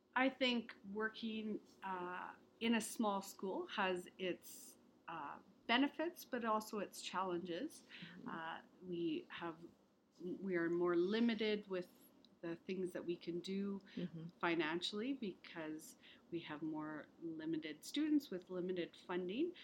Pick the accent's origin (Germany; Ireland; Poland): Ireland; now in Alberta, Canada; I was born in Ireland